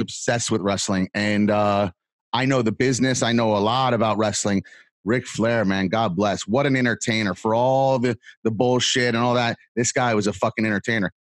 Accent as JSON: {"language": "English", "area": "Fort Lauderdale, Miami", "region": "South Florida", "country": "United States", "tie": "born or raised there", "also_born_or_lived": "New York City, Brooklyn / Manhattan", "moved": "yes", "said": "I was born in South Florida, Fort Lauderdale, Miami"}